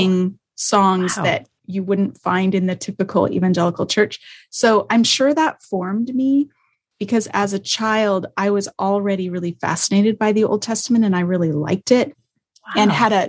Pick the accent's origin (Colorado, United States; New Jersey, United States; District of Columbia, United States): Colorado, United States; Denver; also born or lived in Canada; now in Southern California, United States; I grew up in Denver, Colorado